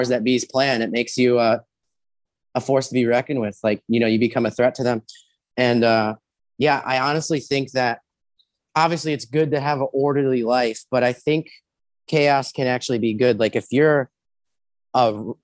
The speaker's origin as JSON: {"language": "English", "region": "Ohio", "country": "United States", "tie": "born or raised there", "said": "I was born in Ohio."}